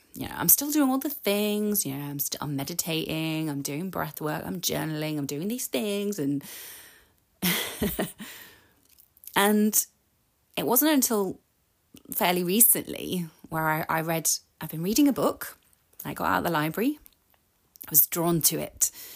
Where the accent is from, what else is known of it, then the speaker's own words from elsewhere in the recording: United Kingdom; I'm British